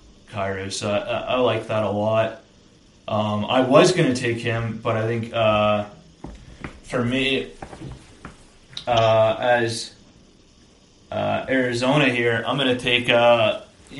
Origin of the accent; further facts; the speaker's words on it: Alberta, Canada; I'm from Alberta